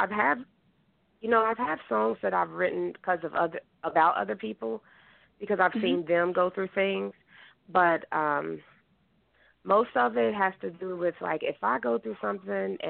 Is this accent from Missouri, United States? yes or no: yes; Kansas City, Missouri, United States; moved away as an adult; now in Philadelphia, United States; I'm from Kansas City, Missouri, and I did have bands out there